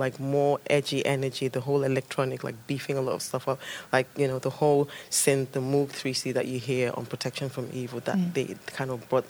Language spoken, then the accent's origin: English; Nigeria; moved away; the whole stories that I got told as a kid growing up in Nigeria